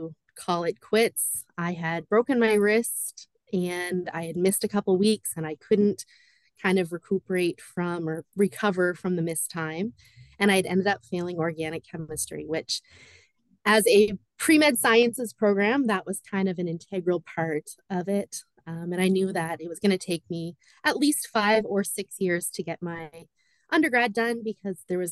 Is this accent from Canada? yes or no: yes; New Brunswick, Canada; also born or lived in Ajax, Ontario / Pickering, Ontario; So I was born in Ajax, Pickering, Ontario, and I moved to New Brunswick just before I turned 9. So I've been here most of my life